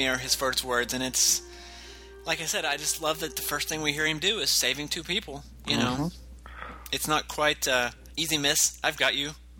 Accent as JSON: {"language": "English", "region": "Indiana", "country": "United States", "said": "I'm from Indiana. There's lots of towns around here that are very Smallville-esque"}